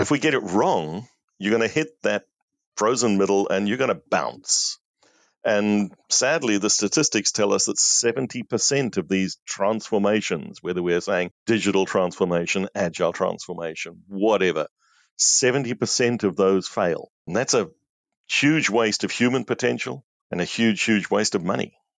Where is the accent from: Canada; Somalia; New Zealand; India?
New Zealand; moved away; also born or lived in South Africa; I'm a New Zealander by birth, but I was living in South Africa at that stage.